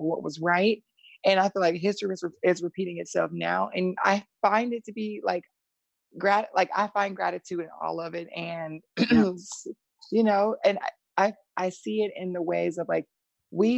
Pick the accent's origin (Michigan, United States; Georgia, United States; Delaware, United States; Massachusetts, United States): Georgia, United States; Atlanta; born or raised there; accent: Southern twang; moved away; also born or lived in Jacksonville